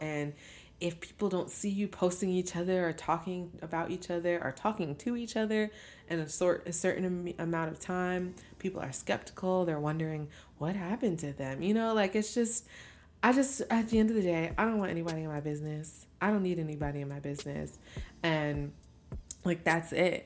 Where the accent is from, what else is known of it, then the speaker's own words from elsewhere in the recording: Albany, New York, United States; moved away as an adult; now in Brooklyn, United States; a home is in Albany, New York